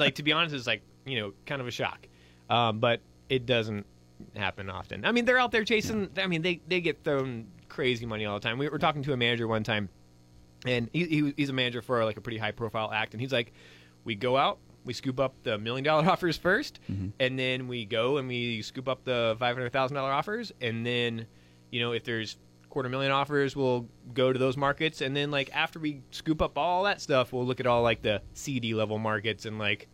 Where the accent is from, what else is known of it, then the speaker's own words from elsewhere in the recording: Northeast Georgia, United States; also born or lived in Orlando, Florida; now in Hawaii, United States; I was born in Orlando, Florida, but I grew up in a small town in Northeast Georgia, about an hour and a half northeast of Atlanta